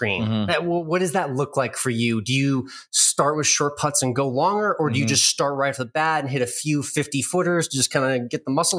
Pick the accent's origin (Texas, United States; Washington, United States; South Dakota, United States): Texas, United States; Austin; So we're out here in New Mexico, but I am from Austin, where I live now.